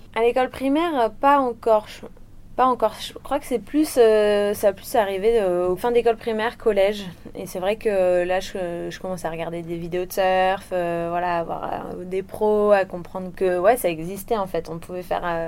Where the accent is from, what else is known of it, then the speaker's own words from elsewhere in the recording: Réunion; also born or lived in Le Puy-en-Velay, Haute-Loire, France; je suis née en Haute-Loire et euh, mes parents ont déménagé à La Réunion. J'avais 20 mois à peu près.